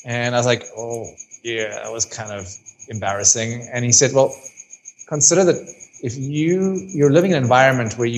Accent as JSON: {"language": "English", "country": "South Africa"}